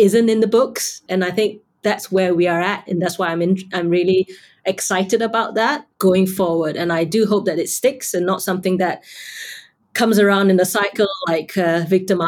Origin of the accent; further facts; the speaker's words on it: Malaysia; now in United Kingdom; I'm Malaysian Chinese, but I've now lived longer now in the UK than I have in Malaysia